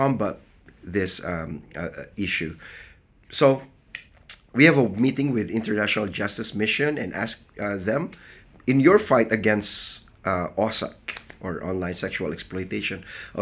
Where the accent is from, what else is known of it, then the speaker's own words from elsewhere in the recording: Philippines; from the Philippines, and I serve as the Field Strategy Coordinator for the Church of the Nazarene in the Philippines